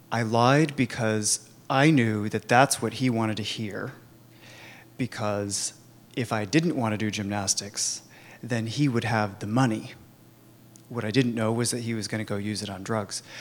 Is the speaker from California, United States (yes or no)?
yes; Sacramento, California, United States; I was born and raised in Sacramento, two hours up the road, uh, the suburbs of Sacramento, actually, which in the um, early 80s was not as cute as it is now.